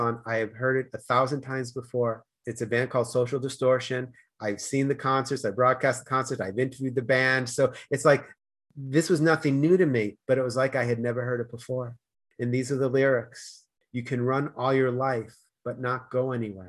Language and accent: English; Boston, Massachusetts, United States; accent: Boston; also born or lived in Denmark / Spain; now in Los Angeles, United States; I was born in Boston, moved to Denmark, moved to Spain, moved to LA, and then moved closer to the beach